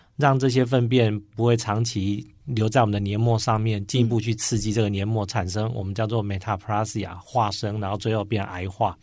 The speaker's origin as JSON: {"language": "Chinese", "region": "Chiayi", "country": "Taiwan", "tie": "born or raised there", "moved": "yes", "said": "我也是医院的院长，今年七月底，啊，回来嘉义，就是我的故乡上任"}